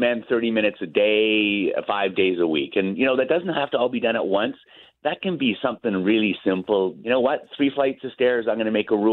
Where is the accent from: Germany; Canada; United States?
Canada; as Canadian guys.